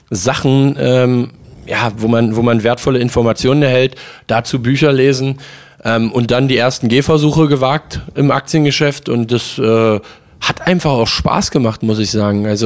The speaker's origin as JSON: {"language": "German", "town": "Magdeburg", "region": "Saxony-Anhalt", "country": "Germany", "tie": "born or raised there", "said": "Ähm, ich liebe Magdeburg, das ist ja auch meine Heimatstadt."}